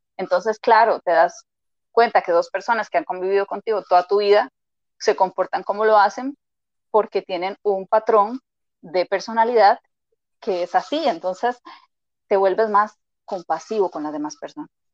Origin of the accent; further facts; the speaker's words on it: Costa Rica; moved away as an adult; now in Madrid, Spain; soy de Costa Rica, por eso la R, ¿verdad? Y el acento siempre digo la gente que es bastante peculiar